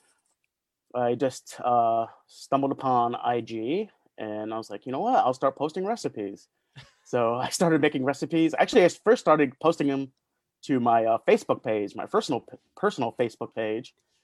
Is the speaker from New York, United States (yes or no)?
yes; Schenectady, New York, United States; born and raised in Schenectady, third generation Schenectadian